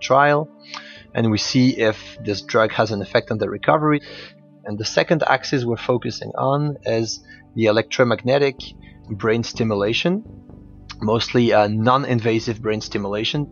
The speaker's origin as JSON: {"language": "English", "country": "Switzerland", "also_born_or_lived": "Belgium", "moved": "as an adult", "lives_now": "Liège, Belgium", "said": "I graduated from the University of Geneva in Switzerland, which is my home country. And then I moved to Belgium to start my PhD."}